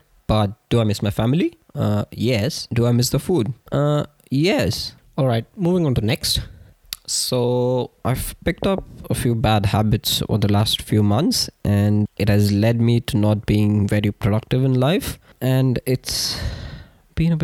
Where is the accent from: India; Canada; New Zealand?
India; moved away as an adult; born and raised in India